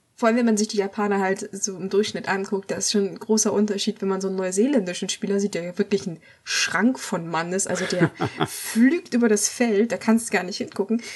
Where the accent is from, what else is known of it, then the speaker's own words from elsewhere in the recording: Germany; als Deutscher